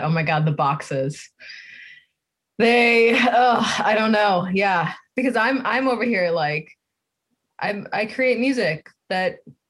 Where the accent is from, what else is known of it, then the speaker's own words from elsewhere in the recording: Boston, Massachusetts, United States; moved away; I'm originally from Boston.